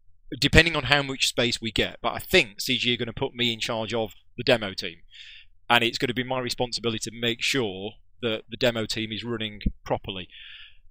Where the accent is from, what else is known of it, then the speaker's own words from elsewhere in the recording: the north of England, United Kingdom; accent: northern; moved away as an adult; I've been down here for 6 years now, but... from all the people down here, I'm still northern